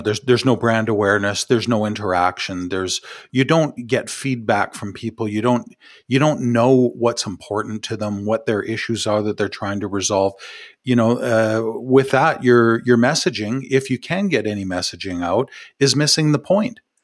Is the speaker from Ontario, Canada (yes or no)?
yes; Ottawa, Ontario, Canada; from my hometown here um, in from ottawa